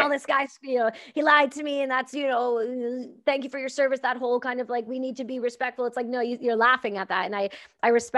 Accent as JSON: {"language": "English", "country": "Canada", "said": "I'm Canadian"}